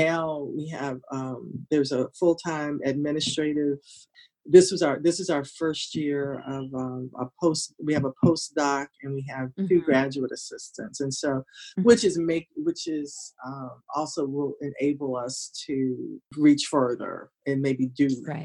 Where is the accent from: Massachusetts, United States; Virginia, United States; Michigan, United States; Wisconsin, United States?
Virginia, United States; Hampton; I grew up in Hampton